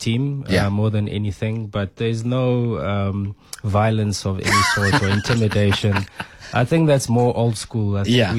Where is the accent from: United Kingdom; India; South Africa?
South Africa; Soweto, Gauteng; when we were growing up in Soweto back in those days